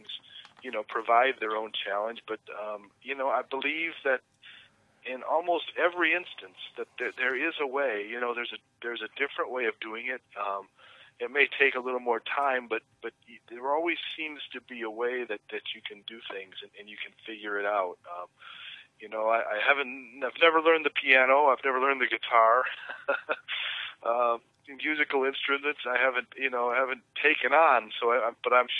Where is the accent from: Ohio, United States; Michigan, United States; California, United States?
Michigan, United States; Flint; I grew up in Flint, Michigan, which is famous